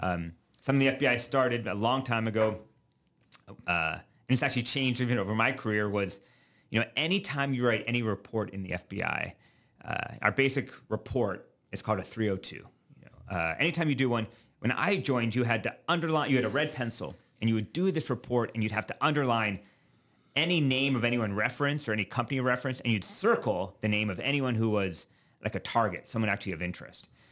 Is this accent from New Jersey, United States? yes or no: no; Alabama, United States; moved away as an adult; also born or lived in Virginia / New York City, United States; now in Nebraska, United States; I grew up mostly in Alabama